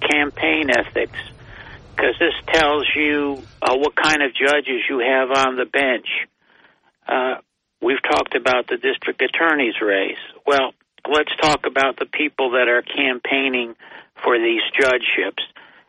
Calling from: Binghamton, New York, United States; Yeah, … from Binghamton.

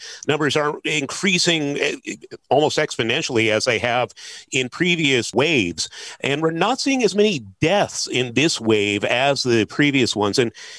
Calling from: Washington, United States; I'm joining you from Pierce County. We are one of four counties in Washington State.

